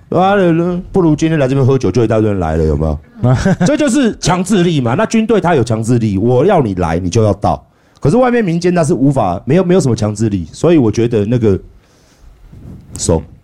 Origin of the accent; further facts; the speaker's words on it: Taiwan; 我们台湾人